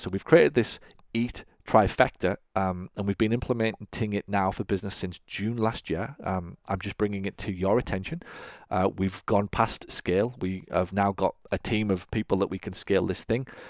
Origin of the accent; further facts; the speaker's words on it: England, United Kingdom; I grew up watching football in England